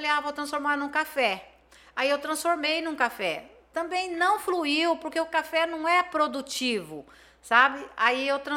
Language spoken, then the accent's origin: Portuguese; Campo Grande, Mato Grosso do Sul, Brazil; eu sou de Campo Grande, aqui em Campo Grande tem, eu tenho aonde consumir uma mercadoria boa.